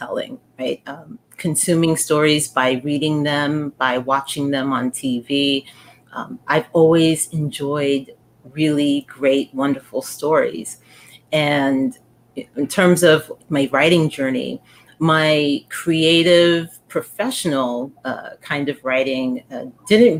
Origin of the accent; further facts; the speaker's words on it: New York City, New York, United States; I grew up in the Bronx. I was born and raised in the Bronx